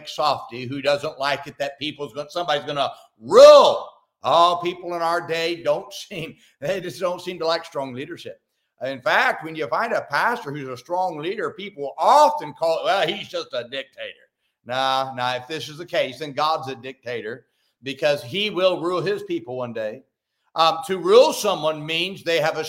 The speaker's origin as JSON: {"language": "English", "town": "Salinas", "region": "California", "country": "United States", "tie": "born or raised there", "moved": "yes", "lives_now": "Oklahoma City, United States", "said": "where I grew up in Salinas, California"}